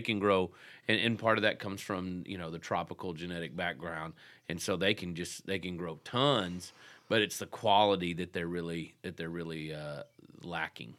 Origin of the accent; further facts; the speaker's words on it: Texas, United States; moved away; I grew up in Texas